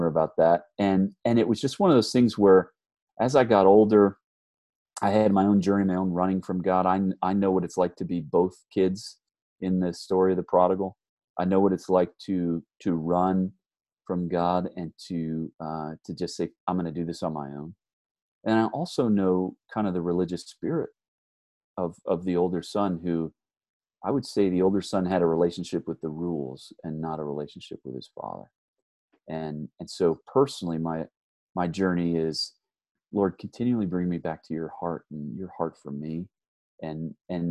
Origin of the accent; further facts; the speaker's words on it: New England, United States; moved away as an adult; also born or lived in New York / Virginia; now in Bozeman, United States; I'm from New England originally.